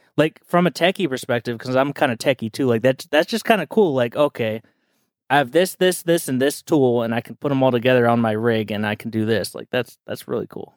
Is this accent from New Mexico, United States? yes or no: no; Southern California, United States; growing up in SoCal